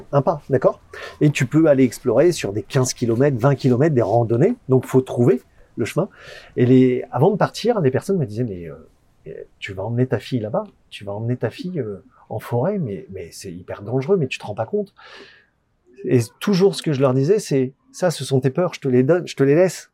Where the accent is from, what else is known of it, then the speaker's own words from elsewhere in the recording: France; en tant que Français, on n'a pas cette culture-là